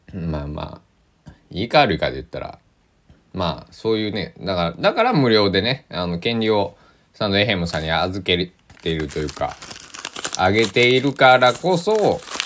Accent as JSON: {"language": "Japanese", "region": "Kochi", "country": "Japan", "tie": "born or raised there", "said": "高知県、えー、出身ですから"}